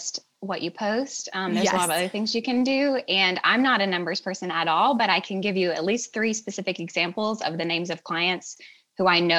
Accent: Southern West Virginia, United States; from Southern West Virginia, right on the border of West Virginia and Virginia.

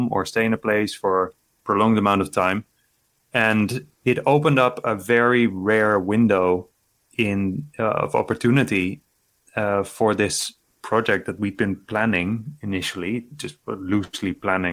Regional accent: Netherlands; from my hometown in Netherlands

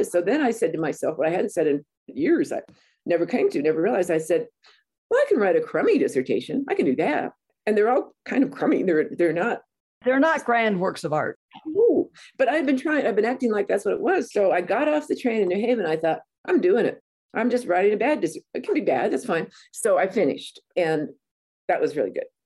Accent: Banning, California, United States; And there I am from Banning, California, right on the edge of the desert.

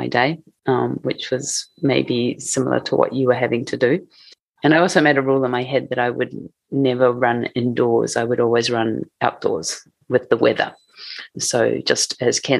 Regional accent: Matamata, Waikato, New Zealand; moved away as an adult; now in Tokyo, Japan; So we grew up in a small town in New Zealand called Matamata.

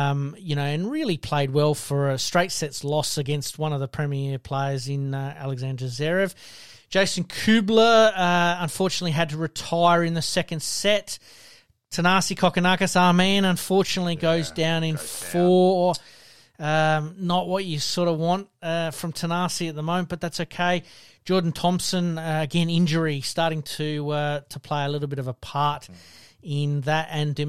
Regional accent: South Australia, Australia; obviously being South Australian, we're going to keep a bit of a closer eye on him

